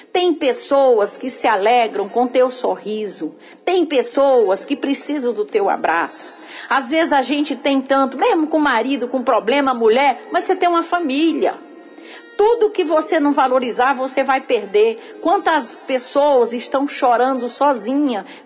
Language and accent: Portuguese; Northeast Region, Brazil; Porque sim. a gente veio do Nordeste, a gente não teve orientação